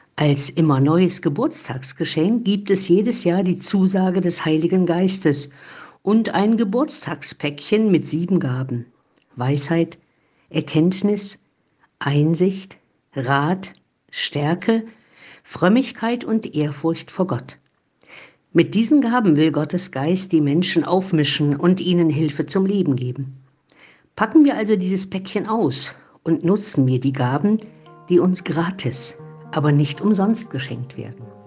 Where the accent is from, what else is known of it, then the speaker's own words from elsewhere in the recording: Eichsfeld, Thuringia, Germany; now in Olpe, Germany; In meiner Heimat, im Eichsfeld